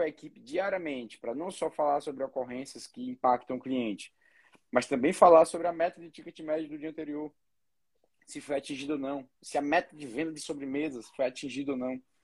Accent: Ceará, Brazil; Eu sou cearense

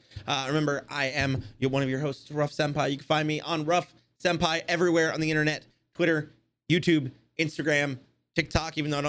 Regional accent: England, United Kingdom; even though I'm fucking English.

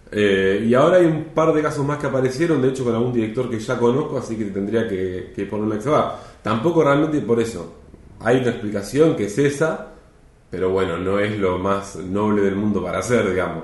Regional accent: Mar del Plata, Buenos Aires Province, Argentina; moved away as an adult; yo soy de Mar del Plata y, ya y hace ya exactamente un año, en septiembre del año pasado, me mudé

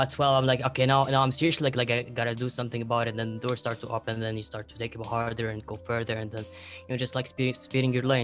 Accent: Lebanon; I'm from Lebanon

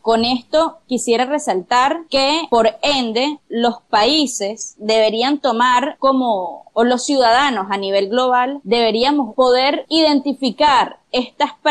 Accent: Venezuela; por ejemplo, nosotros atravesamos como venezolanos, en el que es muy difícil que los acuerdos se pongan por delante de las diferencias.

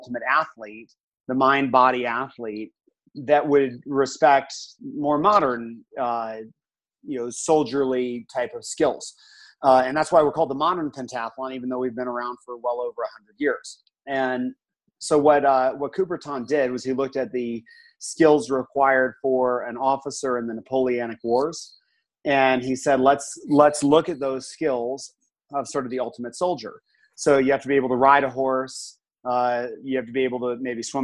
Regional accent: Colorado, United States; also born or lived in New Hampshire / Washington, D.C.; when I was about 3 years old, my dad decided to take a job in Colorado and move west.

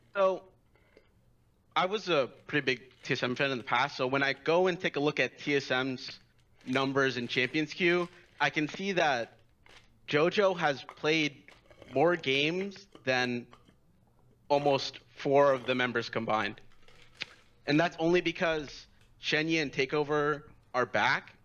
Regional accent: New York, United States; I'm from New York.

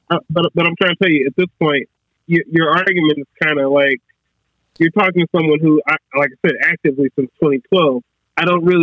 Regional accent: Midwest, United States; moved away; also born or lived in Kentucky; I'm from the Midwest, but I also lived in I would call Kentucky the South. So I mean, I've been Midwest and South.

